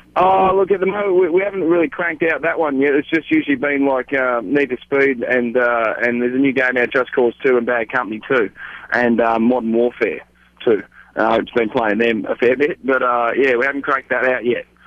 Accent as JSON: {"language": "English", "country": "Australia"}